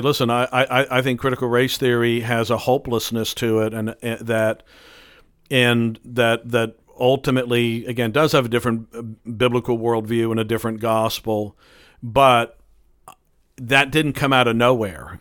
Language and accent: English; United States; we are so American